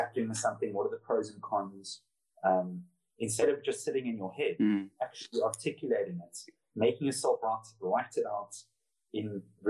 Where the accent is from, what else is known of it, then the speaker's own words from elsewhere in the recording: Cape Town, Western Cape, South Africa; moved away as an adult; also born or lived in Noosa Heads, Australia / London, United Kingdom; I came from Cape Town, which is notorious for being clicky. So everyone knows your business